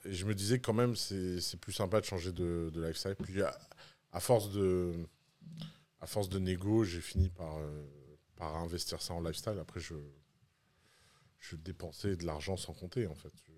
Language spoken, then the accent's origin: French; Tours, Centre-Val de Loire, France; also born or lived in Bordeaux; now in Dubai, United Arab Emirates; j'ai grandi à Tours